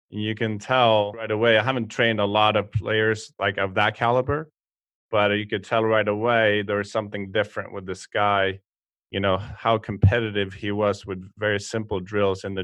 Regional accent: Stockholm, Stockholm County, Sweden; moved away; I'm, I'm from Stockholm, Sweden, played competitive golf for 16 years, both in college and professionally.

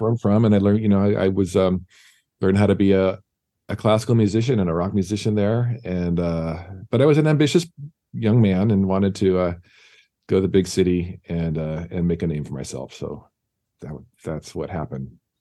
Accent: San Diego, California, United States; now in Los Angeles, United States; San Diego, yeah. That's my hometown. Grew up there

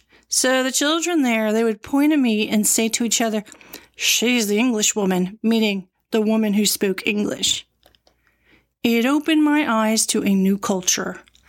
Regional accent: Southampton, New York, United States; moved away as an adult; also born or lived in Queens, New York / Boston; I was born in Queens, raised in Southampton, New York. Yes, the Hamptons. The Hamptons were an artist colony back in the day.

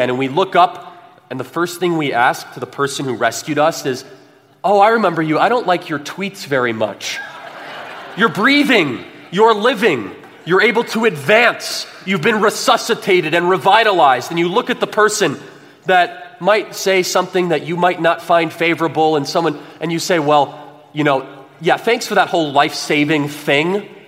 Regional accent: California, United States; We're all from California.

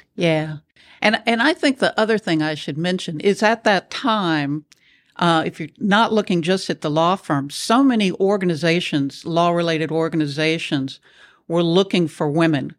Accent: Nashville, Tennessee, United States; moved away as an adult; also born or lived in Houston, Texas; I grew up in Nashville, Tennessee

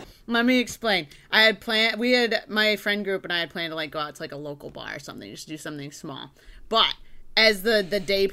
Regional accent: Michigan, United States; now in Los Angeles, United States; I grew up in Michigan

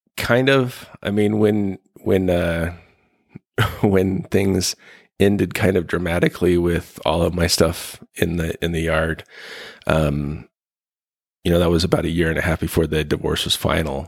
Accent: Ogden, Utah, United States; I was born in Utah, uh, northern Utah in Ogden

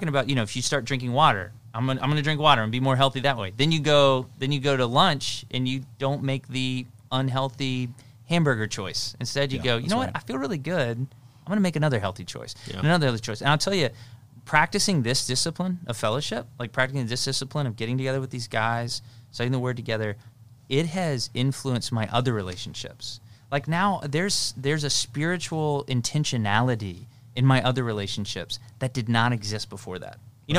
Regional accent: Tennessee, United States; I had a pastor growing up in Tennessee, and so that'll explain the how homey this saying is

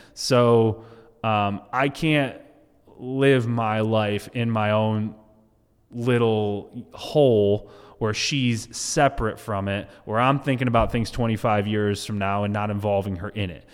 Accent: Massachusetts, United States; now in Florida, United States; I'm from Massachusetts

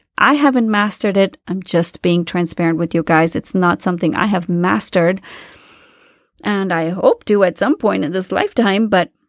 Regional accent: India; moved away as an adult; When I moved to this country to do my master's, you know, I came from India where there's so much noise.

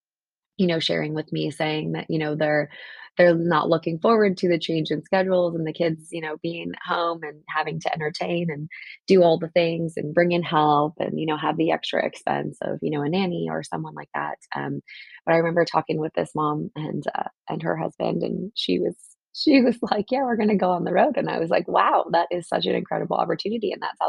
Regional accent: New Jersey, United States; I grew up in the Northeast and on the Jersey, side of things

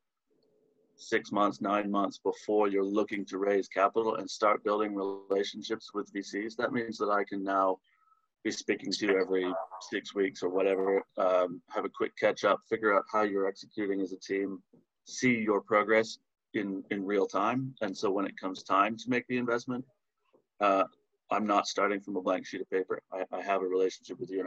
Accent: Canada; moved away as an adult; also born or lived in Chicago, United States; now in London, United Kingdom; I'm originally Canadian. I haven't lived in Canada for 15 years or more

